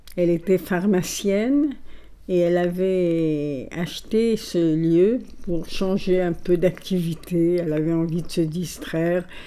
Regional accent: Alexandria, Alexandria Governorate, Egypt; first language Italian; French is a second language; moved away as an adult; also born or lived in Paris; je suis donc née à Alexandrie en 1932. Mes parents étaient grecs. Ils parlaient l'italien. Notre langue maternelle a été l'italien

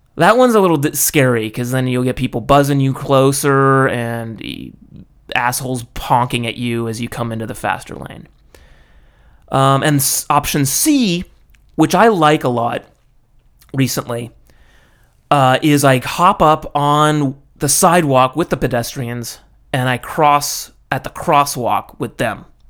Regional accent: California, United States; moved away as an adult; now in Japan; being American and from California, I, uh, I grew up with a helmet law

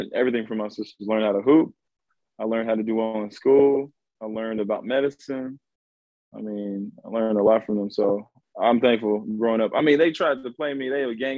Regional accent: Richardson, Texas, United States; also born or lived in Dallas; I was raised in Richardson

